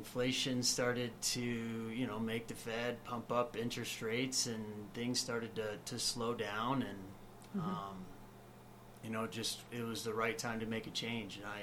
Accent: Farmington, Missouri, United States; moved away; my hometown in Farmington, Missouri

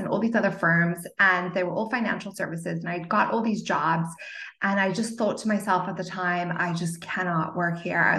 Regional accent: Zimbabwe; also born or lived in Cape Town, South Africa / Portland, Oregon; now in California, United States; if you can hear a little bit of an accent, it's because I was born in Zimbabwe and I went to school in Cape Town, South Africa

